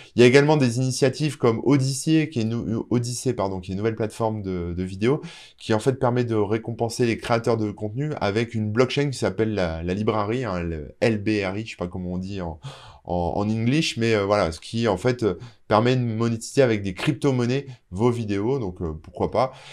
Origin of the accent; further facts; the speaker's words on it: France; chez nous, en France